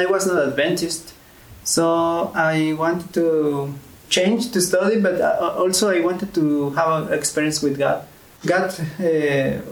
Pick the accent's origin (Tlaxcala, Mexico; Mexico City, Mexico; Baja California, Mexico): Tlaxcala, Mexico; moved away as an adult; also born or lived in Egypt / Lebanon; now in Bulgaria; I'm from Mexico, in a small city that is Pisaco in Tlaxcala